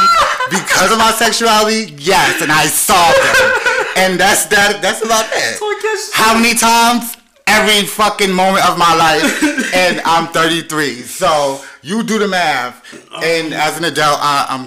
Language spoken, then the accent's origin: English; New York City, New York, United States; growing up gay in Brooklyn, in Brooklyn, New York